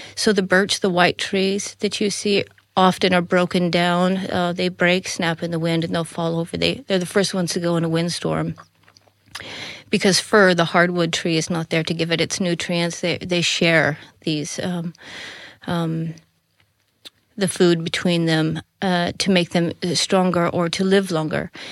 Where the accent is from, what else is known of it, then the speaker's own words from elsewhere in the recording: Colorado, United States; moved away as an adult; now in Netherlands; I grew up in Colorado was so far out in the middle of nowhere